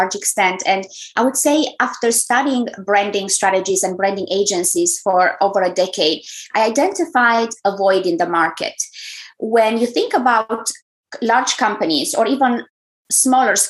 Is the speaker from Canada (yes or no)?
no; Romania; English is a second language; moved away as an adult; also born or lived in Germany; now in United States; in case you wonder about my accent, I'm originally from Romania.